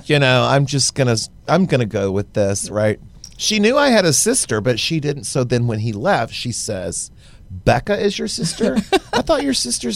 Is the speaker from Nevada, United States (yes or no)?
no; Baytown, Texas, United States; also born or lived in Houston; Libby and I are both from Baytown